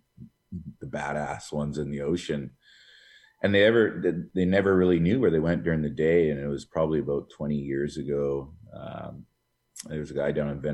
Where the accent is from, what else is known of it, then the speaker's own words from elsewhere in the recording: West Coast, Canada; moved away; Growing up in the West Coast